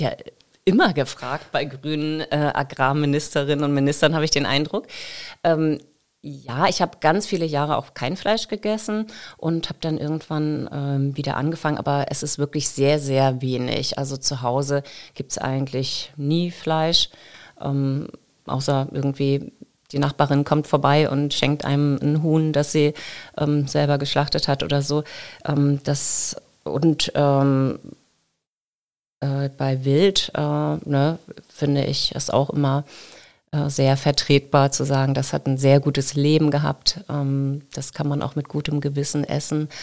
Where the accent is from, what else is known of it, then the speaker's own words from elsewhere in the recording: Geesthacht, Schleswig-Holstein, Germany; moved away as an adult; also born or lived in Kiel / Baden-Württemberg / Lüneburg, Lower Saxony; now in Lower Saxony, Germany; dann sind wir später nach Schleswig-Holstein äh, gezogen